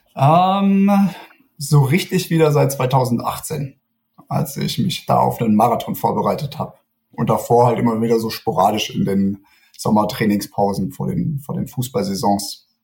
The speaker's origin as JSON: {"language": "German", "town": "Stuttgart", "region": "Baden-Württemberg", "country": "Germany", "also_born_or_lived": "Munich", "moved": "as an adult", "said": "Ich komme ursprünglich aus Stuttgart"}